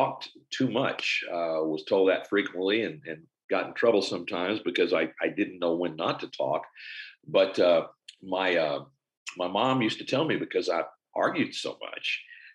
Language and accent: English; Olney, Texas, United States; also born or lived in San Antonio, Texas / Houston, Texas / Tyler, Texas; I'm Texas born and raised. I was born in San Antonio. I was one of four, I have three siblings, and my dad worked in the hospital business. My mom was a stay-at-home mom, and we moved around a little bit. Spent most of my growing up years out in sort of north central Texas